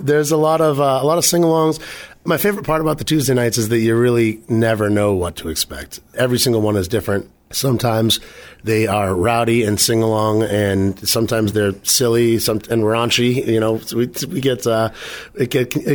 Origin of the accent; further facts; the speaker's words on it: Halifax, Massachusetts, United States; I grew up, born and raised in Halifax.